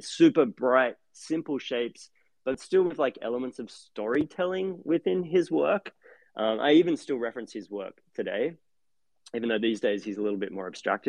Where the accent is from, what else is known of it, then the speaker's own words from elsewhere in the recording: Australia; moved away as an adult; now in Brooklyn, United States; growing up in Australia